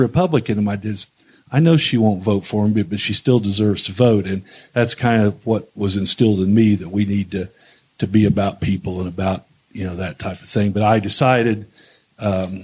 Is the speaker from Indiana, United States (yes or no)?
yes; New Castle, Indiana, United States; I was born and raised in Newcastle